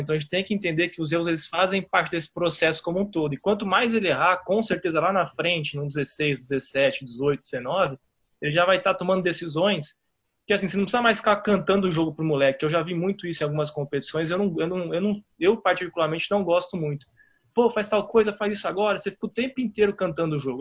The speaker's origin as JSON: {"language": "Portuguese", "region": "São Paulo", "country": "Brazil", "moved": "yes", "lives_now": "Belo Horizonte, Brazil", "said": "Eu sou de São Paulo"}